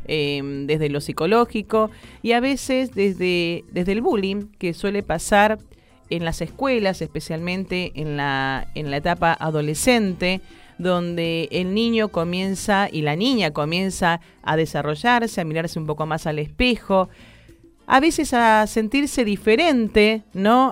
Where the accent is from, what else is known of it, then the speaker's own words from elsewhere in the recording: Buenos Aires, Argentina; Yo nací en, en, acá en Buenos Aires, en Capital Federal, me crié hasta los 15 años en el barrio de La Boca.